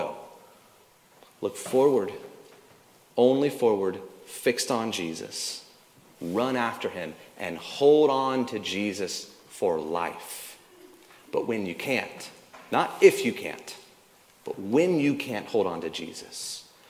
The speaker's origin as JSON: {"language": "English", "region": "the South", "country": "United States", "tie": "born or raised there", "said": "I grew up in the South"}